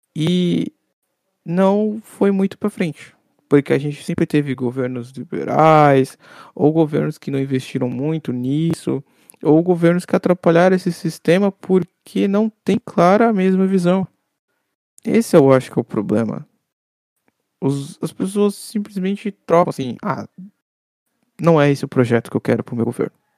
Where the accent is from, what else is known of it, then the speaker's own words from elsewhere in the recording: Brazil; como brasileiro, a gente aprendeu a ser forjado